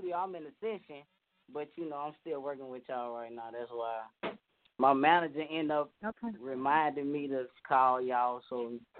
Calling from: Baton Rouge, Louisiana, United States; I'm coming from Baton Rouge, Louisiana.

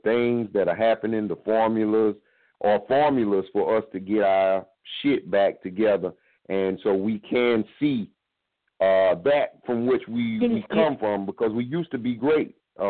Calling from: South Carolina, United States; And I'm calling from South Carolina.

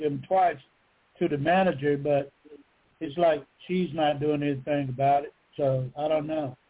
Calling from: Georgia, United States; from Georgia.

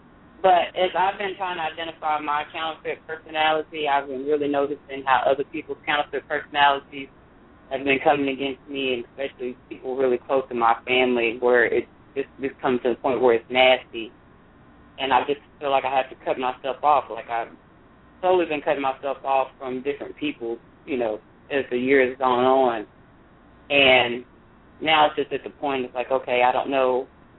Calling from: Fort Worth, Texas, United States; I'm calling from Fort Worth, Texas.

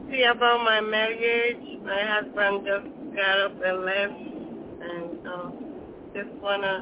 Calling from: California, United States

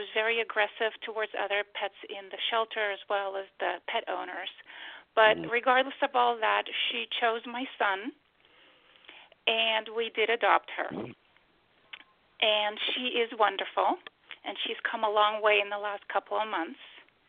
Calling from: Massachusetts, United States; I'm calling from Massachusetts.

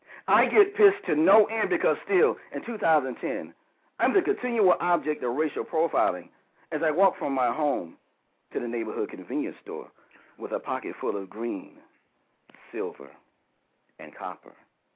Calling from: Huntersville, North Carolina, United States; Calling from Huntersville, North Carolina.

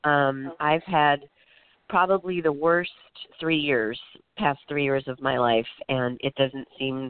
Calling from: Florida, United States; I'm actually calling from Florida.

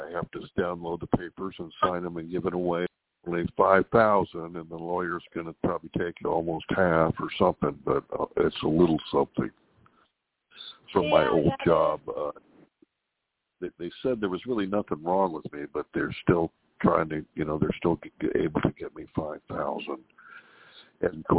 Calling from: California, United States; from California.

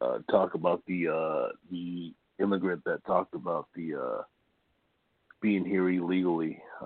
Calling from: Imperial Beach, California, United States; from Imperial Beach.

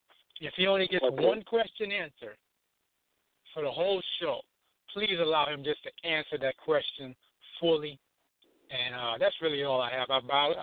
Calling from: Charlotte, North Carolina, United States; I'm calling from Charlotte, North Carolina.

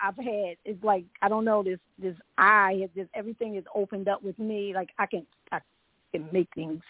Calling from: Orlando, Florida, United States; I'm in Orlando, Florida.

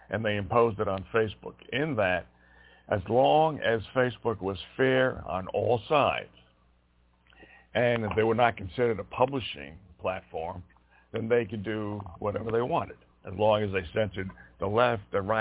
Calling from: Montana, United States

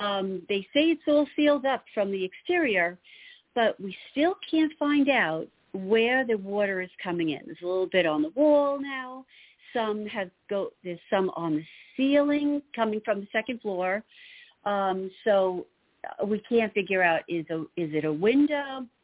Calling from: Long Island, New York, United States; Hi, Long Island, New York

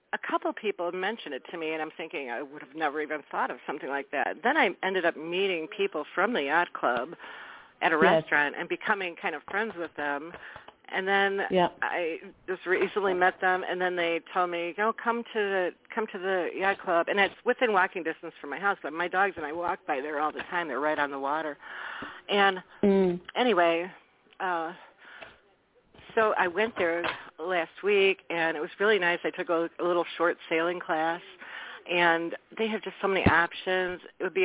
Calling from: Wisconsin, United States; This is …. I'm calling from Wisconsin.

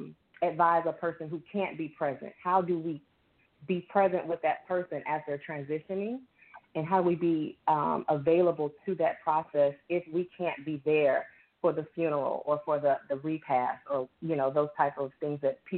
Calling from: Baton Rouge, Louisiana, United States; I'm calling from Baton Rouge.

